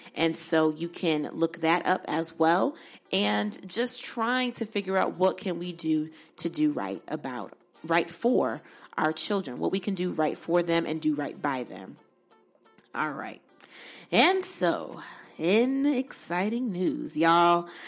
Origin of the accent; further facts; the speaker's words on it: Bridgeport, Connecticut, United States; moved away; I'm from Bridgeport, but Newtown is right up the street